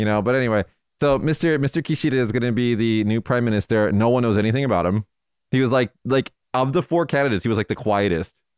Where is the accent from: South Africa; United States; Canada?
United States; Nevada; my home state of, of Nevada